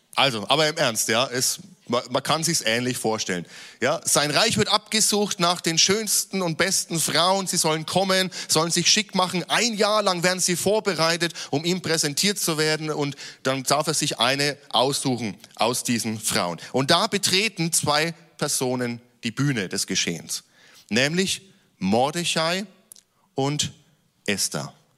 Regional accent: Germany; gerade als Deutsche

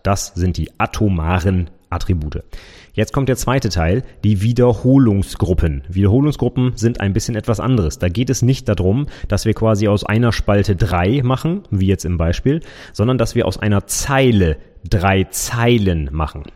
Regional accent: Vechta, Lower Saxony, Germany; Ich wohne in Fechter

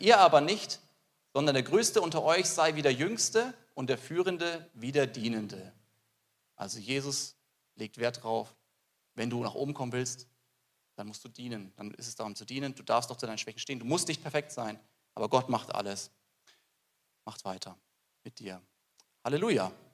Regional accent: Germany; bei uns in Deutschland

